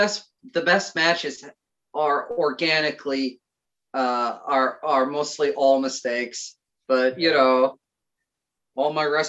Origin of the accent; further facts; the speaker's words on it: Connecticut, United States; Right now it's cold and depressing, and every day bleeds into one another, and you can go to Starbucks and order a seasonal depression latte, and it doesn't pick up here until spring.